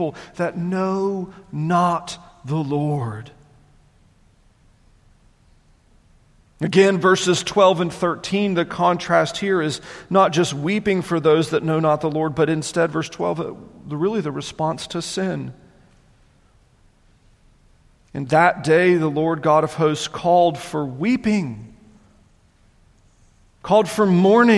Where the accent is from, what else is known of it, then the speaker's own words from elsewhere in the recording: the South, United States; I'm a child of this area. I grew up in the South.